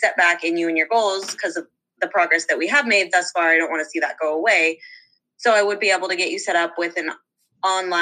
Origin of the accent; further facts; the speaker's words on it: Eugene, Oregon, United States; I am from, and I grew up in Eugene, Oregon